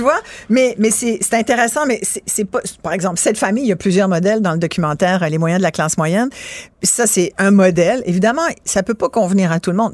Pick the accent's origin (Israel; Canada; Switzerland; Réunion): Canada; Mont-Saint-Hilaire, Quebec; born or raised there; also born or lived in France